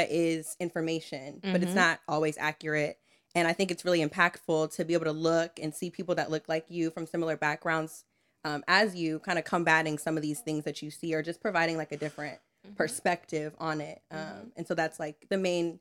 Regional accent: Columbia, Maryland, United States; So I'm from the DMV area. I actually grew up in Howard County, Columbia

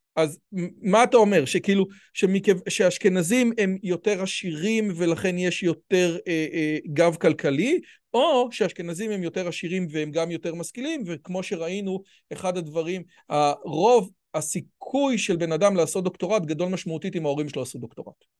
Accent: Israel; אני יליד הארץ, אבא שלי יליד הארץ

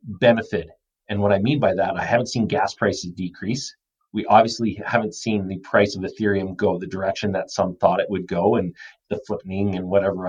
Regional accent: Calgary, Alberta, Canada; The team that I cheer for is the Calgary Flames. So that is where I grew up and I love.

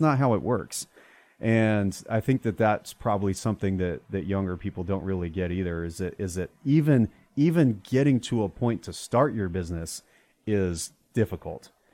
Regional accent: Arizona, United States; also born or lived in Prescott, Arizona; I grew up in Arizona

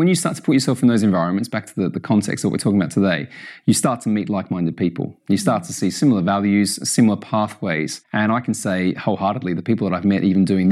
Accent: Australia; also born or lived in United States; now in United Kingdom; I'm Australian and I live in the UK and I've lived all over the world. I've lived in the US.

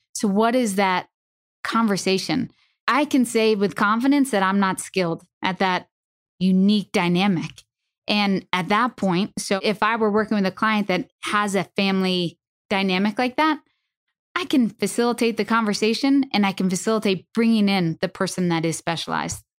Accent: Northeast, United States; I'm from the Northeast

